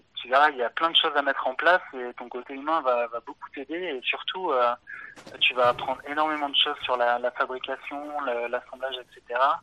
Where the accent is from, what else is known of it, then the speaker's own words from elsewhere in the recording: near Clermont-Ferrand, Auvergne-Rhône-Alpes, France; je suis originaire d'Auvergne, de, proche de, Clermont-Ferrand, dans, dans, la campagne.